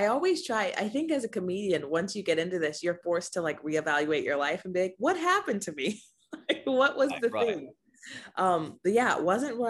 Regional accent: Rancho Cucamonga, California, United States; Okay, Rancho Cucamonga, California.

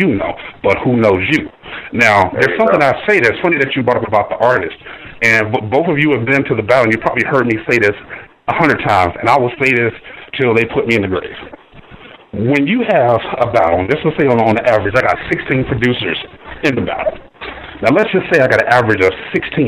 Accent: Ohio, United States; I'm from Ohio.

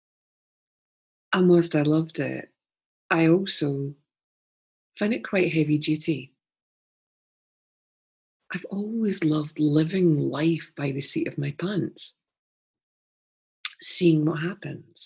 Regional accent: Scotland, United Kingdom; Being a Scottish person

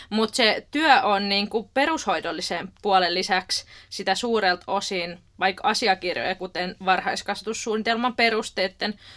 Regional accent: Helsinki, Uusimaa, Finland; moved away; Oikeastaan tuota Rauman kampukselta, eli Rauman opettajan koulutuslaitokselta, ja mä oon alun perin kotoisin Helsingistä.

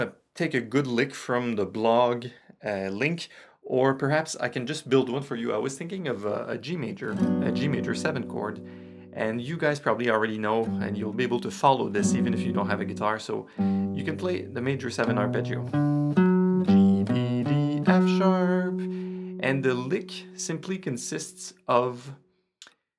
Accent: Quebec, Canada; first language French; English is a second language; I'm Francophone, you hear that, I'm from Quebec, I'm from Canada

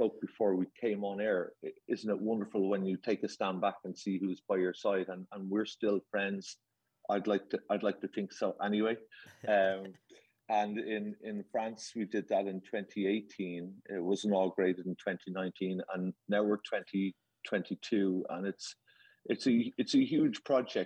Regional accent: Ireland; accent: Irish; I come from that part of that little island off the coast of England

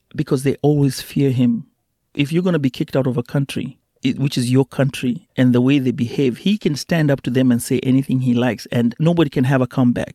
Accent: Mombasa, Mombasa County, Kenya; moved away as an adult; now in United States; I come from Mombasa

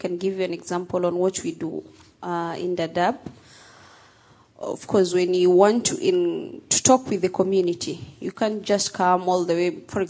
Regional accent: Somalia; People like me. I come from the Somali community.

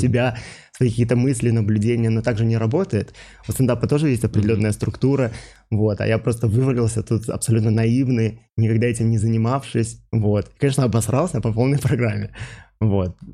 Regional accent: Minsk, Belarus; moved away as an adult; also born or lived in St. Louis, United States; Родился я в Минске

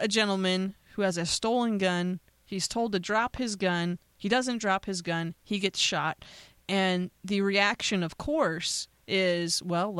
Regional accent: United States; I'm an American

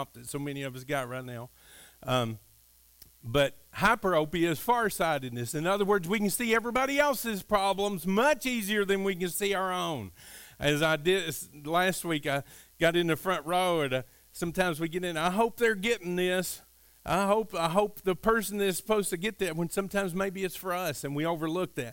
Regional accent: Kentucky, United States; I grew up in Kentucky, and we were kind of out in the country, very, very rural

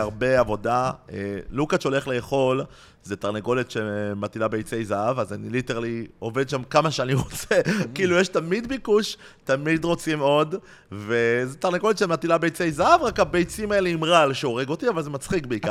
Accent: Tel Aviv, Tel Aviv District, Israel; גדלתי בצהלה

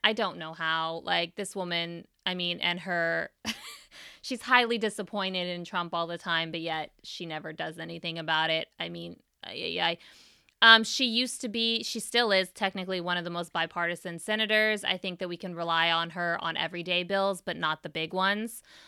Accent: Bay Area, California, United States; I grew up in the Bay Area

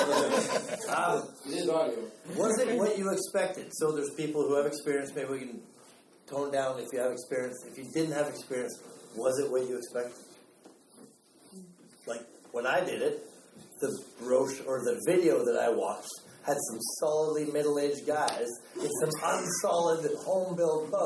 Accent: Victoria, British Columbia, Canada; I'm from Victoria

